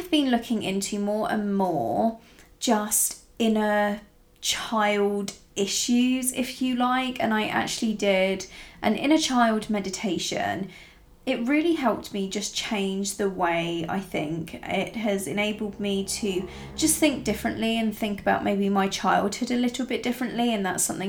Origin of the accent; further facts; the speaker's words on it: Italy; I grew up in Italy, rural Italy, from when I was very, very young.